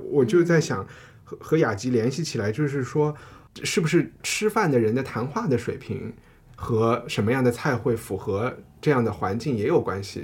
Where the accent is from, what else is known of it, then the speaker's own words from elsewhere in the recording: Chengdu, Sichuan, China; moved away; 我回成都